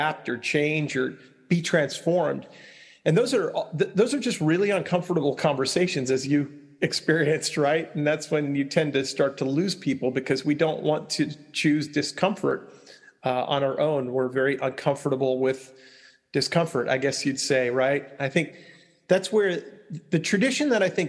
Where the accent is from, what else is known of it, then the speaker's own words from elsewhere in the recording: Long Island, New York, United States; where I grew up on Long Island